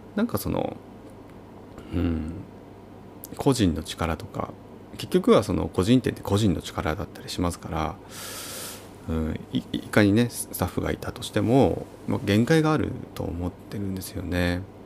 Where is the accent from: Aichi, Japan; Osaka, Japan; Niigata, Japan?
Niigata, Japan; Uonuma; moved away as an adult; now in Niigata, Japan; 私は、えっと、魚沼市出身なので新潟県同じ県内ですけども